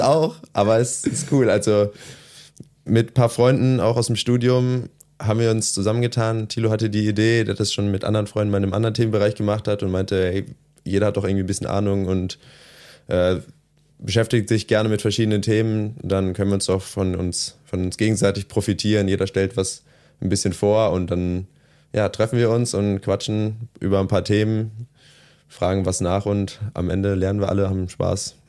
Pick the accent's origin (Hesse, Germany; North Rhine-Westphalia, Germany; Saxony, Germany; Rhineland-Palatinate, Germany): Rhineland-Palatinate, Germany; small village near Trier; also born or lived in Bocholt; ich bin dann nicht direkt in Trier aufgewachsen, sondern im kleinen Dorf daneben